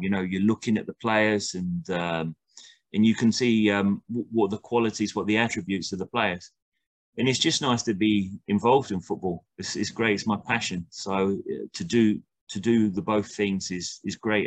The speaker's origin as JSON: {"language": "English", "country": "United Kingdom", "moved": "yes", "lives_now": "Costa Rica", "said": "I'm a British coach"}